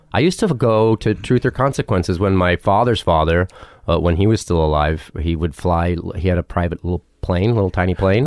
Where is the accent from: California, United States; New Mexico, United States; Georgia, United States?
New Mexico, United States; also born or lived in Ruidoso, New Mexico / Albuquerque, New Mexico; I grew up in New Mexico